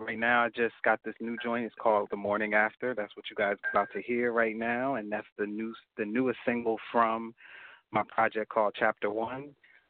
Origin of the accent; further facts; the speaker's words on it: New Jersey, United States; Nah. I'm from Jersey. I'm here.